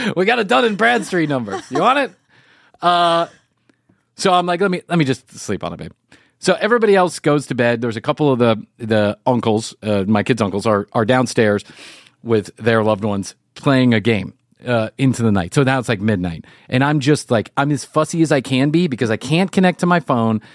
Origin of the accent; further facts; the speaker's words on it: United States; being the spoiled you know brat from the united states of america